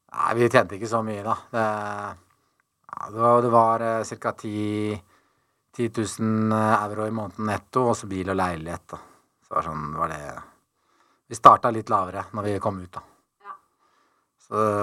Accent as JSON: {"language": "Norwegian", "town": "Tønsberg", "region": "Vestfold", "country": "Norway", "tie": "born or raised there", "moved": "as an adult", "said": "Jeg ble født i Tønsberg"}